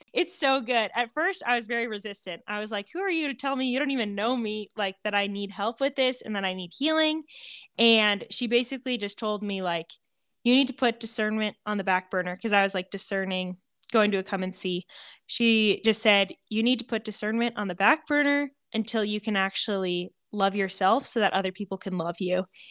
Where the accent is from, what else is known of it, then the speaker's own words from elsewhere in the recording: Montana, United States; moved away as an adult; also born or lived in Kansas; now in Hays, Kansas, United States; I Am a Montana girl, born and raised in Montana